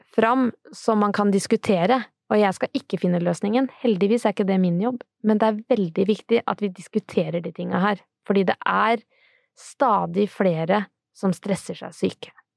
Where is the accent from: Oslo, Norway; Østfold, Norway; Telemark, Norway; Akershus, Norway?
Østfold, Norway; Sarpsborg; jeg er fra Serpe, så det er så fint å si bolle